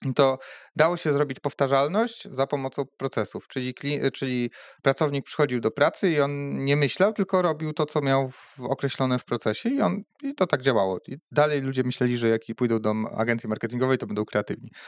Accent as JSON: {"language": "Polish", "country": "Poland", "moved": "as an adult", "lives_now": "Rzeszów, Poland", "said": "firma była na początku w Drzeńsku, e, skąd pochodzę."}